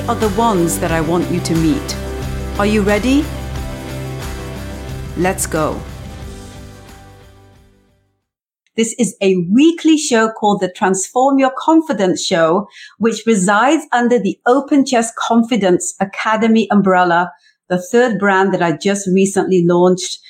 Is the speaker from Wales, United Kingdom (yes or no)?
yes; South Wales, United Kingdom; moved away as an adult; also born or lived in England; now in Canada; I was born in England in the 70s. I grew up in South Wales in the 80s. I had an arranged marriage that brought me to Canada in the early 90s.